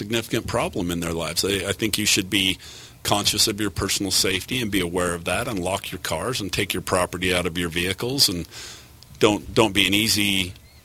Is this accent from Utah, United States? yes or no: yes; Bountiful, Utah, United States; moved away as an adult; also born or lived in Cache Valley; now in St. George, United States; I was born and raised in Bountiful.